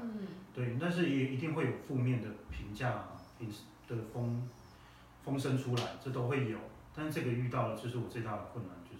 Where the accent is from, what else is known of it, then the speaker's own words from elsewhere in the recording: Caotun, Nantou County, Taiwan; 我们结了婚之后，我们就自己再回到家乡草屯